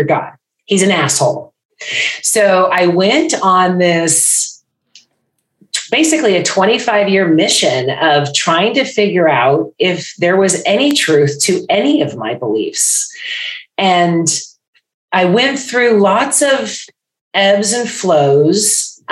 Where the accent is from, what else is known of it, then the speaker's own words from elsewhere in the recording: Bay Area, California, United States; now in Florida, United States; I am in Florida now, originally from California, Bay Area.